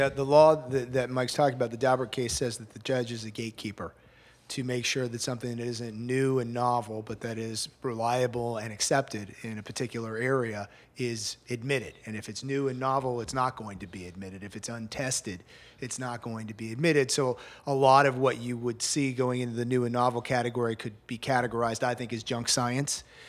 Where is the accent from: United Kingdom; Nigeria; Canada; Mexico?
Canada; Montreal, Quebec; moved away as an adult; also born or lived in Kingston, Canada; now in Miami, United States; born and raised in Montreal, uh, nineteen sixty-seven and ninety-two, and then I moved to Miami